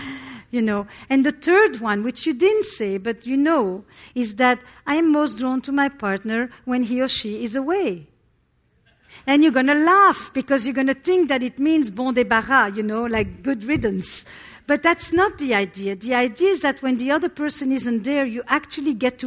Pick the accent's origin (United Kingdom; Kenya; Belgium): Belgium; Antwerp, Flanders; I come from Antwerp, Belgium. It's Flemish Belgium. And I come from a community that is all Holocaust survivors